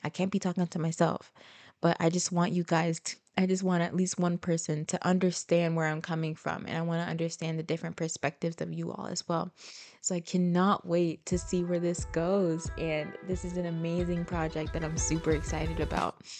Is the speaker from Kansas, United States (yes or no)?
no; Florida, United States; also born or lived in Haiti (ancestry); now in Tampa, United States; Although I was born and raised in America, Florida